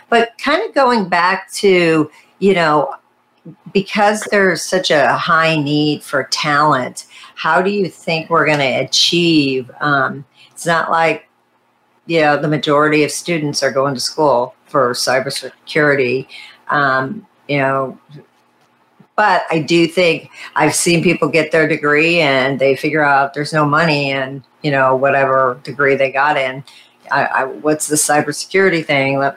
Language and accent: English; India; no, go ahead. Go ahead. I'm Indian.